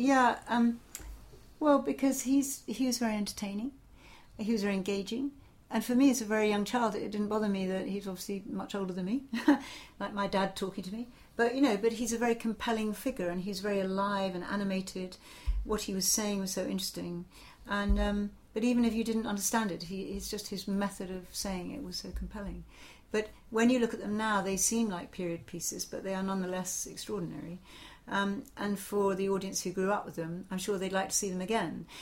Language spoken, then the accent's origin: English; Portsmouth, South East England, United Kingdom; I grew up in Portsmouth